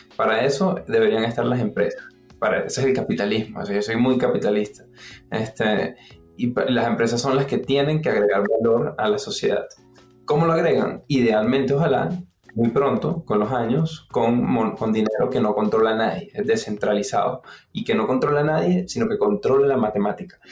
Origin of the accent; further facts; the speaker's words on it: Venezuela; moved away; Venezuela, de donde vengo, ¿no? Yo soy venezolano. Entonces, como Venezuela la economía falló y crecí en una casa donde, como en la mayoría de las casas en Venezuela